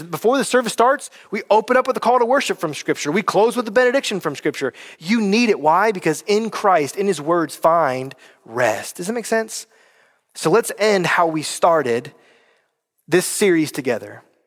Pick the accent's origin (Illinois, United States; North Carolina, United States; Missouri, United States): North Carolina, United States; moved away; I'm from North Carolina